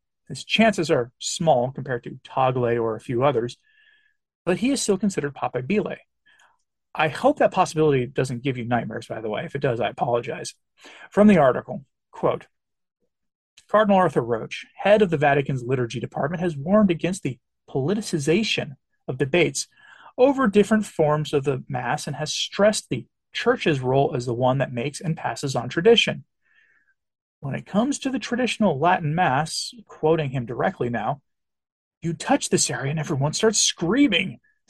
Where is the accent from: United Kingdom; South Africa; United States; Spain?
United Kingdom; England; I always think that for me as an Englishman, as a great example to me is our history, our Reformation history.